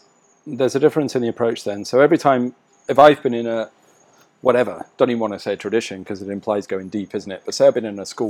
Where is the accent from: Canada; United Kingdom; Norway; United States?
United Kingdom; England; I'm English.